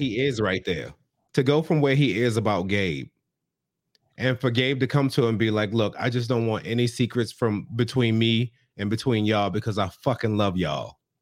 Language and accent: English; the South, United States; I grew up in the South with a F.